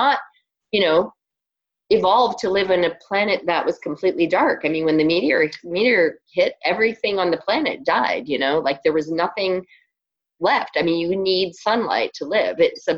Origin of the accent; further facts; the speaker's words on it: Ontario, Canada; accent: Canadian; Yeah, I'm Canadian, so some people laugh at my Canadian accent. I've lost most of it, but I do occasionally.